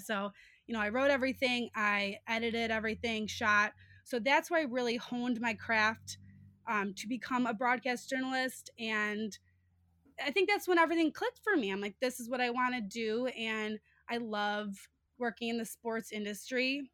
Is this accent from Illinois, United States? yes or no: yes; Chicago, Illinois, United States; also born or lived in Iowa City, Iowa; I'm from Chicago. We have such a rich sports history